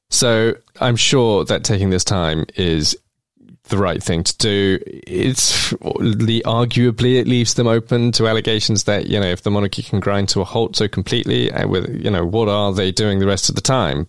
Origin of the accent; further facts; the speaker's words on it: London, United Kingdom; where I grew up in Islington